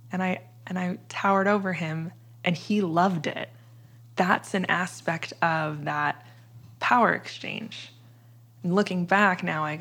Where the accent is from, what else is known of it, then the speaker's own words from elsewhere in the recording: Midwest, United States; I'm from the middle of the country. I'm from the Midwest